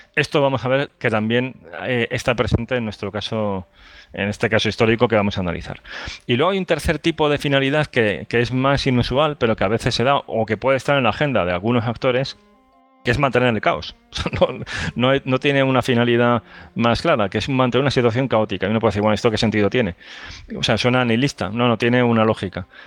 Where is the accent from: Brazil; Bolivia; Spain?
Spain; Andalusia; yo soy de Andalucía